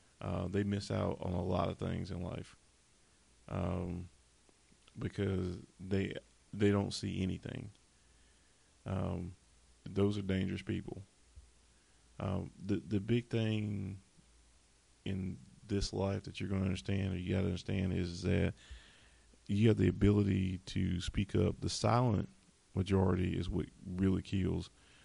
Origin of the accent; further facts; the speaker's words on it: the South, United States; I'm from the South, and we always have to talk about, and I'm off script again, Confederate monuments and stuff